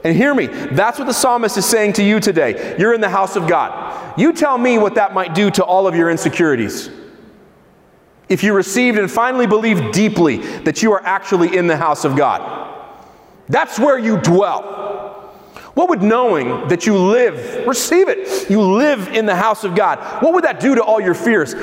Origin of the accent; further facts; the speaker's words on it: Israel; I grew up in Israel